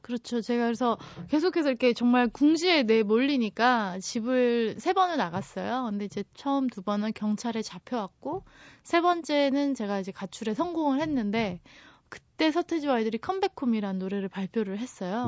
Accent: South Korea; 저는 한국에서 왔어요

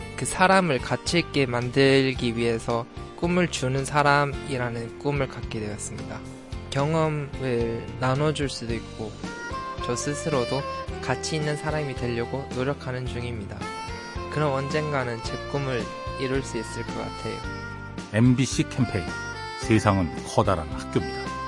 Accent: China; Korean is a second language; now in South Korea; 저는 중국에서 온

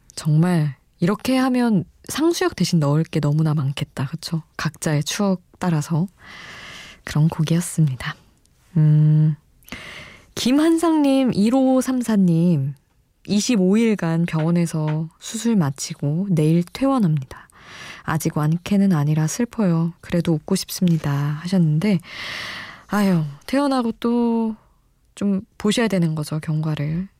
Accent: Daejeon, South Korea; now in Seoul, South Korea; 저도 서울에서 태어나긴 했지만 지낸 시간이 대전에서 지낸 시간이 많아서

